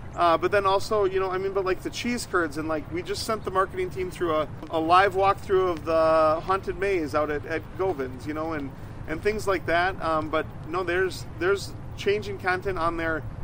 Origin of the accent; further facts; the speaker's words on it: New Richmond, Wisconsin, United States; moved away as an adult; now in Eau Claire, United States; I used to run movie theaters back in my hometown in New Richmond